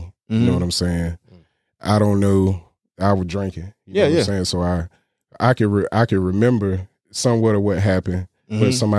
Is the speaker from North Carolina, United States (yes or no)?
yes; Windsor, North Carolina, United States; I'm from Windsor, North Carolina. I got a lot of family there. I didn't really grow up there. My dad was military, so I moved a lot.